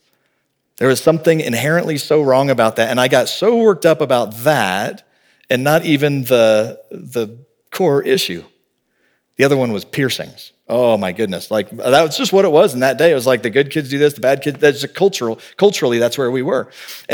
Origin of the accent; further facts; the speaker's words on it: the South, United States; I grew up in the South, I remember I talked with a kid at my church